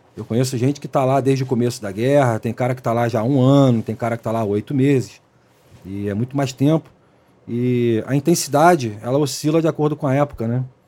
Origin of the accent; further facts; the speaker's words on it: Rio de Janeiro, Brazil; also born or lived in Baixada Fluminense; da época que era nascido e criado ali na Zona Oeste